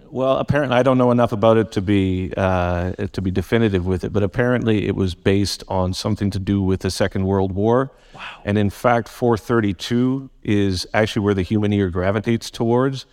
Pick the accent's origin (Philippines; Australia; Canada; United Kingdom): Canada; Vancouver, British Columbia; also born or lived in Surrey; born and raised in Vancouver